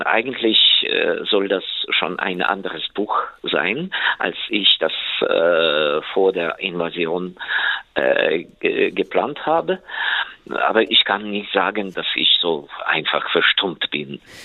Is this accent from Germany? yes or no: no; Ukraine; meiner Heimat, in der Ukraine